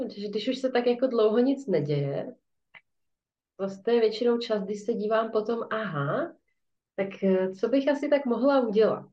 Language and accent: Czech; Czechia; tady u nás v Čechách